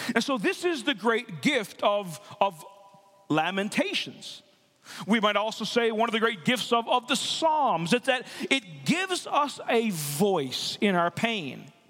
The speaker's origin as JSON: {"language": "English", "region": "Newfoundland and Labrador", "country": "Canada", "moved": "yes", "said": "I'm, I'm from the East Coast. I'm from Newfoundland and Labrador"}